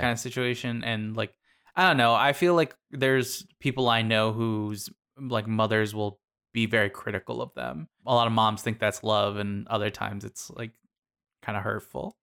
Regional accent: Sierra Vista, Arizona, United States; my hometown of Cervista

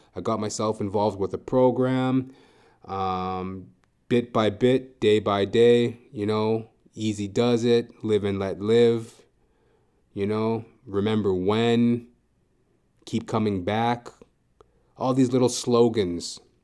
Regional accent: Edmonton, Alberta, Canada; moved away as an adult; also born or lived in Toronto; I'm originally from Edmonton, Alberta, and when I first moved from Edmonton, Alberta to Toronto, the first time, that was in two thousand eight.

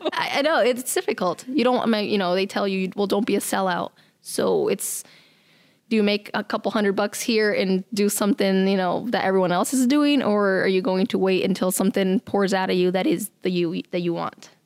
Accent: Nebraska, United States; moved away as an adult; also born or lived in Mexico / California; now in Sioux Falls, United States; I was born in Mexico, and then my family moved to California, and then from there to Nebraska. So I'm from Nebraska

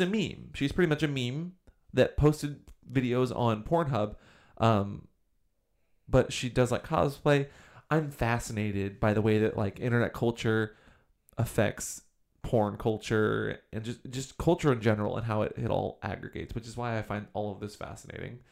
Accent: Washington, United States; Washington, my home state

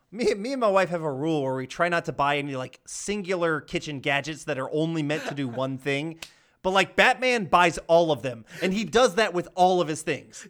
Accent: Georgia, United States; I'm from Georgia

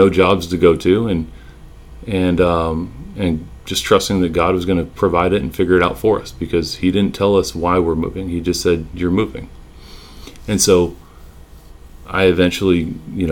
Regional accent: California, United States; moved away as an adult; now in Texas, United States; we were born and raised in California, and moving, you know, halfway across the country to a city we didn't know much about

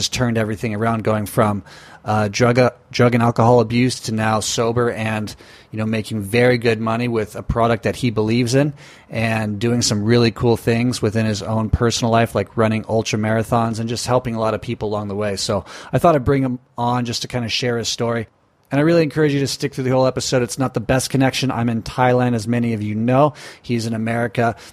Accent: Newport Beach, California, United States; we're both from Newport Beach, Orange County area

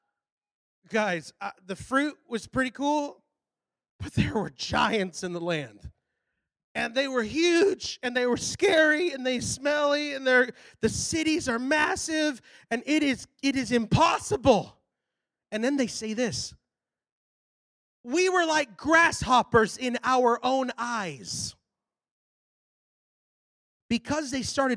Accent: Texas, United States; I'm from Texas.

